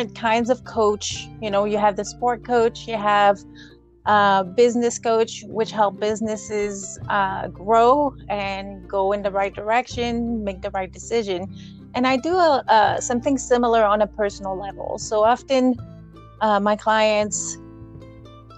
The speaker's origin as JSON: {"language": "English", "region": "Quebec", "country": "Canada", "tie": "born or raised there", "moved": "yes", "lives_now": "Alberta, Canada", "said": "I grew up in Quebec, we had a 9-acre raspberry farm"}